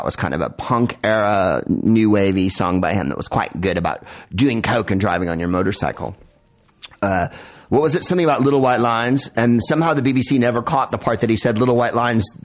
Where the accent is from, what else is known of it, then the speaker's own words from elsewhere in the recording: San Francisco, California, United States; we're from San Francisco